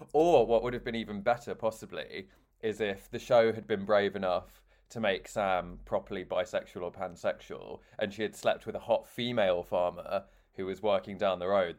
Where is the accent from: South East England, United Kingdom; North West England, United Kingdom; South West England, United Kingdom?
South West England, United Kingdom; Devon; because Chris grew up in London and I grew up in Devon.